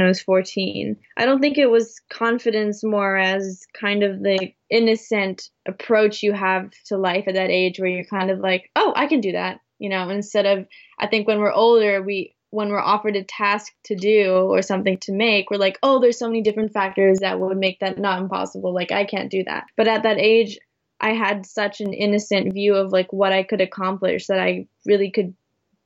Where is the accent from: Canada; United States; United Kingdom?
Canada; my mom is from the Philippines and my father is from Poland, but I was born in Canada